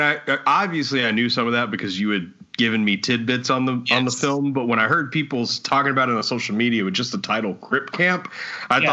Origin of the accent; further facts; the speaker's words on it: Texas, United States; I enjoy where I'm from. I enjoy yeah. being from Texas